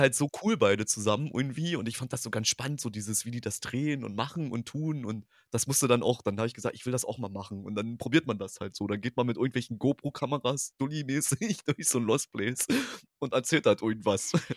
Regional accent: eastern Germany, Germany; now in Hanover, Germany; ich komme ja gebürtig aus dem Osten

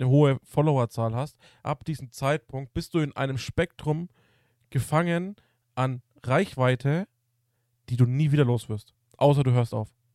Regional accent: Germany; bei uns als Deutsche

